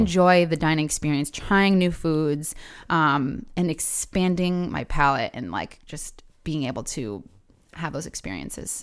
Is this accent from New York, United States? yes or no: no; Providence, Rhode Island, United States; also born or lived in South County, Rhode Island; I grew up in Providence, uh, of Charles Street